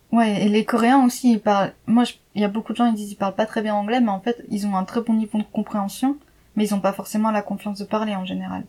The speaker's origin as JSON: {"language": "French", "country": "France", "moved": "yes", "said": "je suis enfin je suis française"}